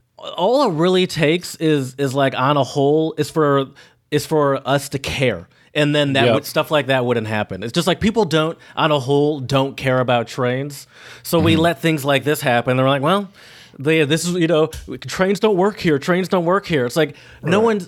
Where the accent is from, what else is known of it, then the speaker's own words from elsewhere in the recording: Michigan, United States; now in Philadelphia, United States; I moved from Michigan to Philadelphia.